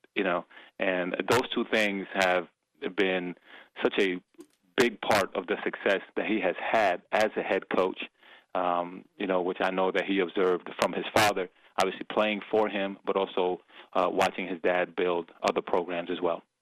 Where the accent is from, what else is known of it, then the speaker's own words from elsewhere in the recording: New York City, New York, United States; also born or lived in Dominican Republic / Indiana; when I came from the from Dominican Republic when I was uh, seven, I, I was raised in the Bronx in New York. Okay. Uh, spent my entire childhood there.